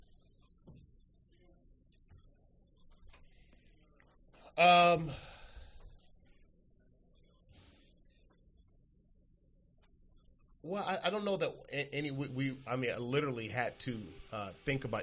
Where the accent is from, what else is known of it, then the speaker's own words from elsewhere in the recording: Los Angeles, California, United States; growing up in South Central Los Angeles